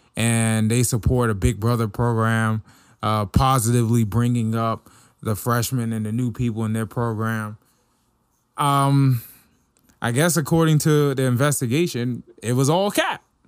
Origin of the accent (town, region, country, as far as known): Washington, District of Columbia, United States; born or raised there; moved away; also born or lived in Oklahoma